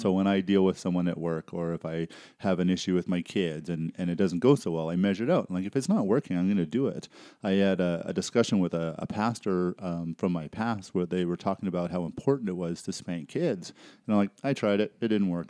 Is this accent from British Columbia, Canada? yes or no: yes; Surrey, British Columbia, Canada; moved away; I grew up in, uh, Surrey, B C